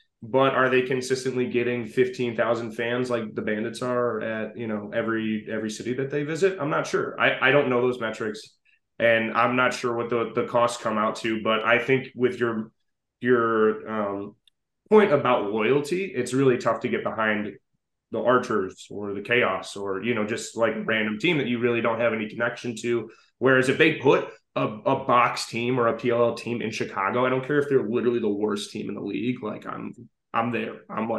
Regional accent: Scotland, United Kingdom; I am Scottish, yes.

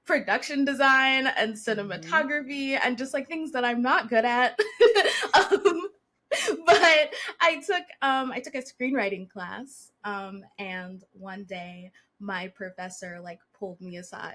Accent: Louisville, Kentucky, United States; I'm originally from Louisville, Kentucky. But my family and I kind of grew up a little bit on the outskirts of the city.

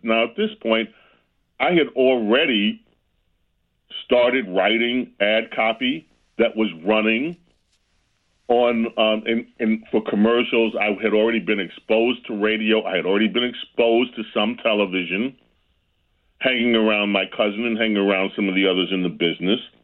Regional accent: New York, United States; Growing up in New York was great

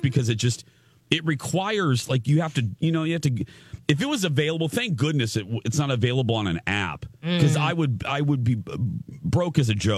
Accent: Indiana, United States; accent: Indiana; It's the remnants of my Indiana accent coming out, I guess, especially on the TV show.

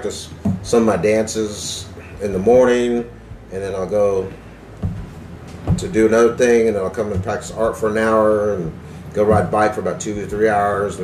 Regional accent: Tulsa, Oklahoma, United States; also born or lived in Antlers, Oklahoma / Pennsylvania / Corpus Christi, Texas / Lawrence, Kansas; Well, I'm Choctaw, and my family's from Antlers, but my mom moved up here to Tulsa when I was 5

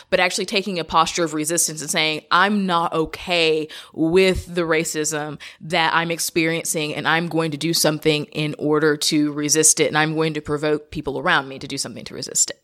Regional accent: United States; I'm an American

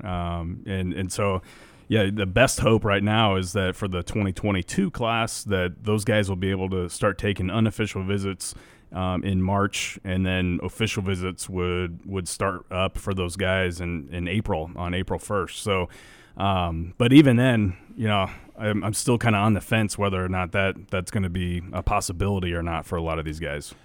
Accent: Nebraska, United States; we grew up in Nebraska.

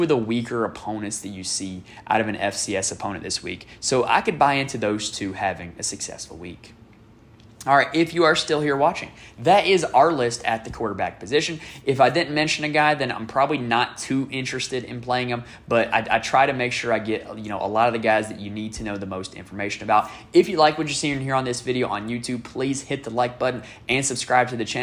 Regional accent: Greensboro, North Carolina, United States; if you're from Greensboro, North Carolina, like I am

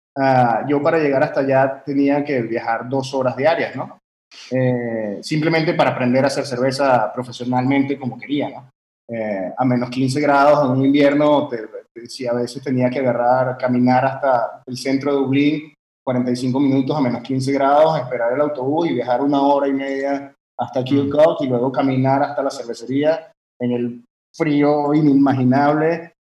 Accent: France; moved away as an adult; also born or lived in Venezuela; Y yo nací en Venezuela, pero en realidad mi, papá es italiano y yo crecí en Francia

